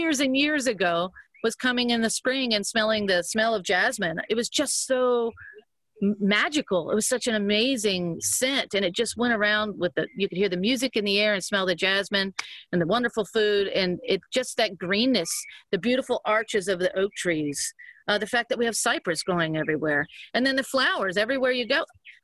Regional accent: Cajun, Louisiana, United States; we're Cajun

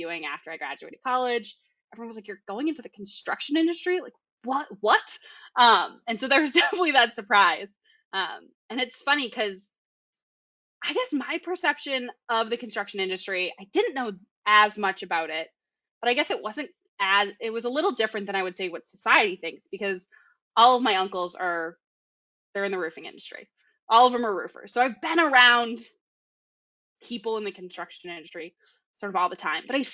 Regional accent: Boston, Massachusetts, United States; accent: Boston; I have a really strong Boston accent

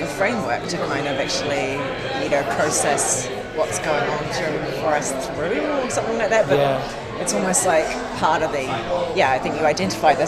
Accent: New Zealand; moved away as an adult; now in London, United Kingdom; as a New Zealander

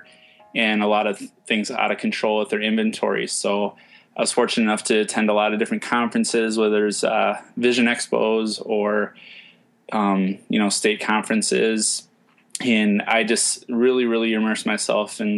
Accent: Minnesota, United States; I'm from Minnesota

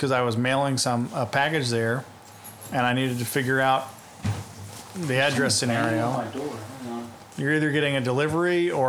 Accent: New Zealand; No, I'm actually from New Zealand.

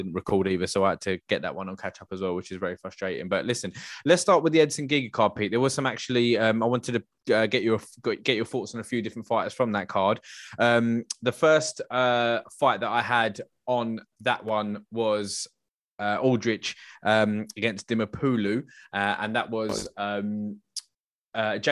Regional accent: United Kingdom; as a Brit

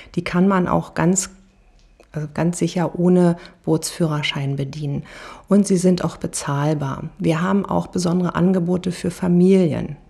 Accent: Berlin, Germany; moved away as an adult; now in Potsdam, Germany; Ich bin in Berlin-Spandau groß geworden, an der Havel tatsächlich, und äh, habe meine Kindheit und ja, meine ganze Jugend auch an der Havel zugebracht.

